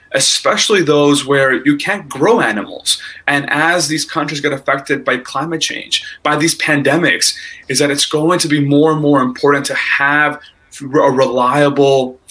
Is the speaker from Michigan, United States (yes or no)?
no; Texas, United States; now in Silicon Valley, United States; By heritage, I'm Mexican and I'm Texan. And so I grew up eating 2x for breakfast every morning